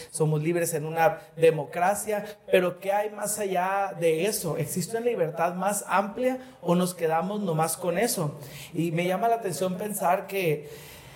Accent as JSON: {"language": "Spanish", "country": "Mexico", "said": "los mexicanos"}